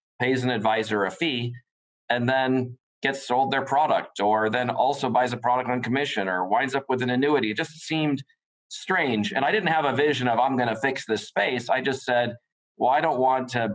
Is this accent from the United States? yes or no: yes; United States; born or raised there